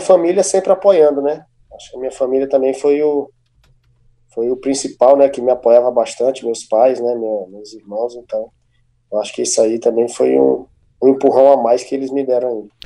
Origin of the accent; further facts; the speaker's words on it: Fortaleza, Ceará, Brazil; Eu sou, sou natural daqui mesmo, né, de, de Fortaleza